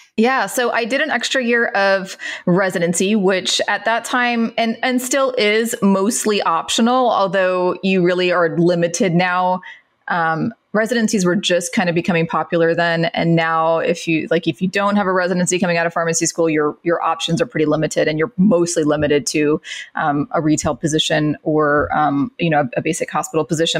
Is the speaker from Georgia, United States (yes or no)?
no; Central Florida, United States; I grew up in Florida, Central Florida, um, Mickey Mouse Land.